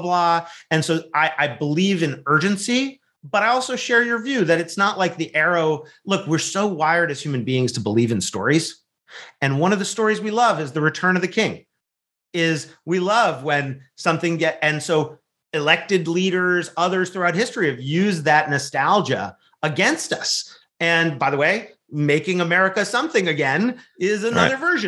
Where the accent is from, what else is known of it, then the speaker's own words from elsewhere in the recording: California, United States; also born or lived in Wisconsin; from my home state of California, although I spend a lot of time in Wisconsin as well